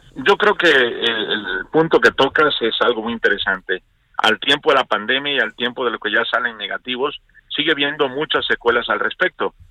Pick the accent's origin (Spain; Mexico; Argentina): Mexico; nosotros somos México